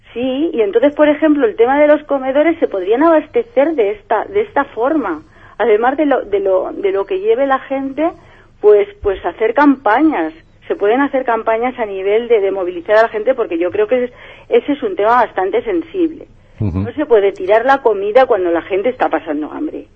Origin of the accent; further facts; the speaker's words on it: Valencia, Valencian Community, Spain; yo soy de Benimaclet